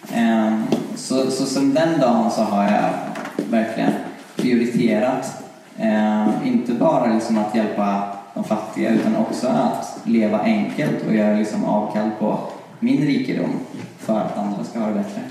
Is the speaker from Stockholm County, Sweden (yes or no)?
no; Karlstad, Värmland, Sweden; moved away as an adult; now in Uppsala, Sweden; jag föddes här i Uppsala. Jag eh, bodde i åtta år här och sen så flyttade vi till Karlstad. Och där bodde jag i tio år och kom tillbaka när jag var 18